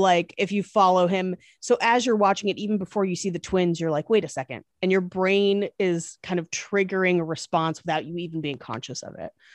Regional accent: East Bay, Northern California, United States; moved away as an adult; also born or lived in Irvine, California; now in Los Angeles, United States; I grew up in California, but specifically Northern California in, uh, the East Bay.

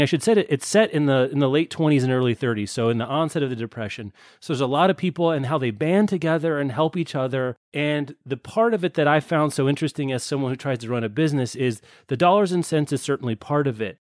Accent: Lawrence, Kansas, United States; my hometown of Lawrence, Kansas

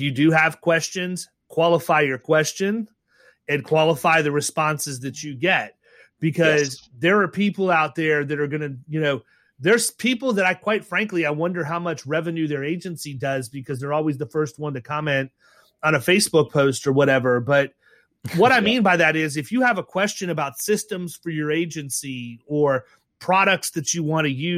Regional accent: Ohio, United States; moved away; I was born in Ohio

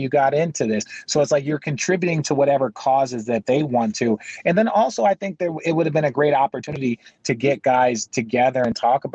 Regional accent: Arizona, United States; So I grew up in Arizona. I'm an Arizona local kid

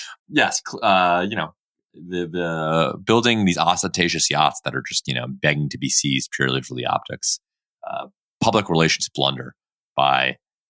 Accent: Delaware, United States; in the United States, my home state of Delaware.

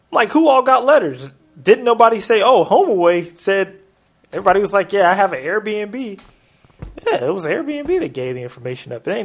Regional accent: Portland, United States; in that city in city of Portland, which is my hometown.

